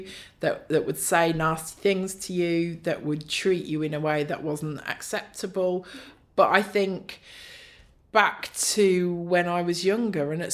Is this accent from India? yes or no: no; Northamptonshire, East Midlands, United Kingdom; moved away as an adult; now in Bradford, United Kingdom; I grew up in Northamptonshire and moved here to study